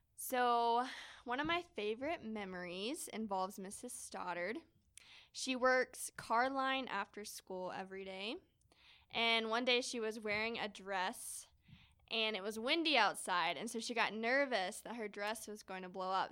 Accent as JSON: {"language": "English", "town": "Knoxville", "region": "Tennessee", "country": "United States", "tie": "born or raised there", "moved": "yes", "said": "I grew up in Knoxville, Tennessee"}